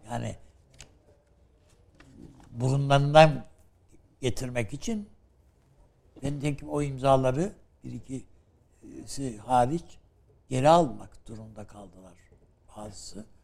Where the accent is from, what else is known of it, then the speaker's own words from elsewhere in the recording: Turkey; Ben Türk'üm dedim.